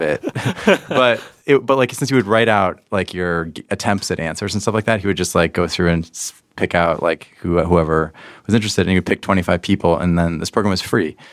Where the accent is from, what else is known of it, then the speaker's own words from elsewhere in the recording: Pittsburgh, Pennsylvania, United States; I grew up in Pittsburgh, Pennsylvania, a long time ago